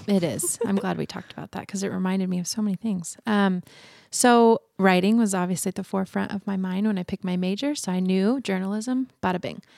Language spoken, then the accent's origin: English; Boise, Idaho, United States; also born or lived in Oregon; I was born and raised in Boise.